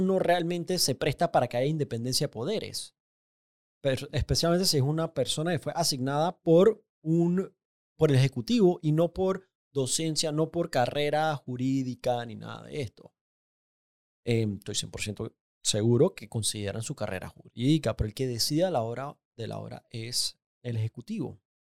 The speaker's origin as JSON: {"language": "Spanish", "country": "Panama", "said": "más panameño que nunca"}